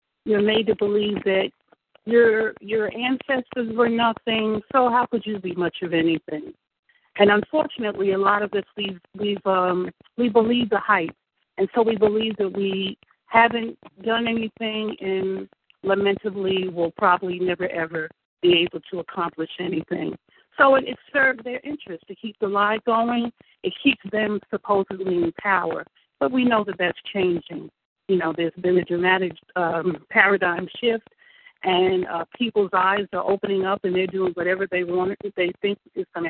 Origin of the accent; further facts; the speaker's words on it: New York, United States; I was born and raised in New York, I was reared by parents from South Carolina and Georgia